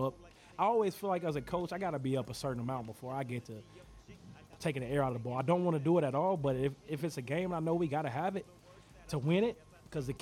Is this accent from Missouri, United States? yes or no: yes; Festus, Missouri, United States; I grew up in Jefferson County and Festus